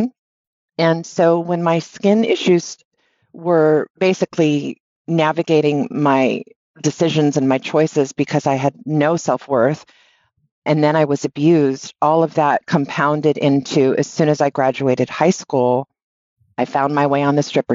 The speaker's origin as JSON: {"language": "English", "town": "Honolulu", "region": "Hawaii", "country": "United States", "tie": "born or raised there", "said": "I grew up in Honolulu, Hawaii"}